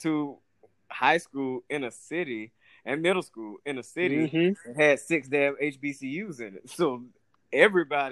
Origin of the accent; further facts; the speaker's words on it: Atlanta, Georgia, United States; growing up in Atlanta